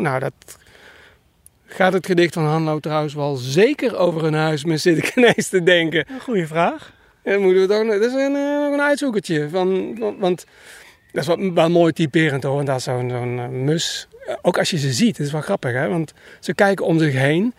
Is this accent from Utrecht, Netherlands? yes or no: no; North Brabant, Netherlands; ik kom uit Brabant